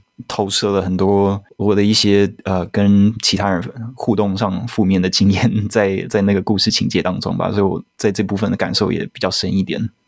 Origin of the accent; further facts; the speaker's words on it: Taiwan; also born or lived in United States; 因为我也是小时候住在美国，然后后来回台湾的，而且我的年纪跟阮凤仪导演，我们都九零年生的